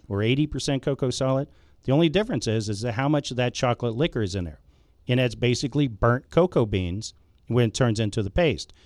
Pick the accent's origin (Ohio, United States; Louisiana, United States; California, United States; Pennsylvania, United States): Ohio, United States; Cincinnati; moved away as an adult; I was born in Cincinnati, Ohio